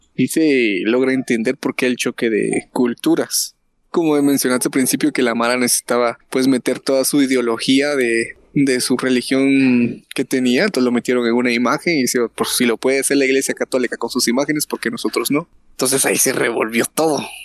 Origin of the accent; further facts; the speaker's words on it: Guatemala; somos guatemaltecos